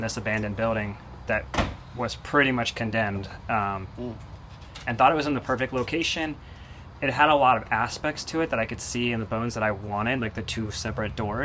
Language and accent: English; Portland, Oregon, United States; also born or lived in South America / Western Massachusetts; now in Vermont, United States; I grew up on the West Coast